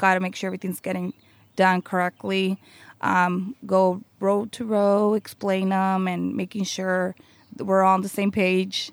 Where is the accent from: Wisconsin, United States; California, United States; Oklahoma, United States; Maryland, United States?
California, United States; Santa Maria; I was born in Santa Maria, and I grew up in Santa Maria.